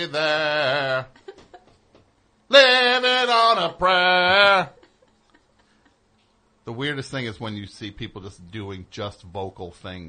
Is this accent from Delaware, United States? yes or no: no; New Jersey, United States; I'm from New Jersey.